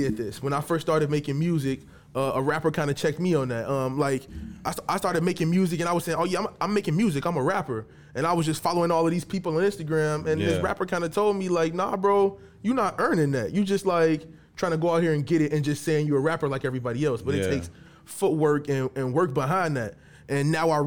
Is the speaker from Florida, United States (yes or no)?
no; Chicago, Illinois, United States; I'm from the west side of Chicago